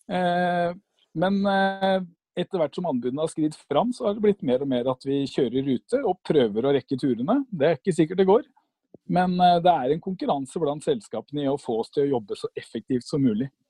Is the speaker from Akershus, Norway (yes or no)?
yes; Bærum, Akershus, Norway; jeg er fra Bærum.